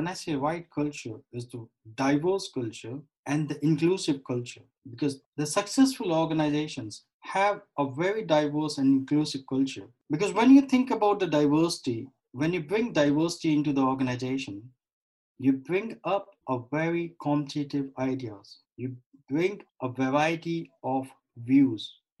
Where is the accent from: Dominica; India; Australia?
India; I was born and raised in India in the family of accommodations.